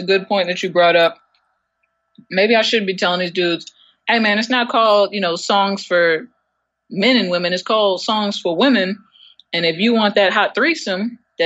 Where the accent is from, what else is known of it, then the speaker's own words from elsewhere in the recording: New York, United States; I am from New York.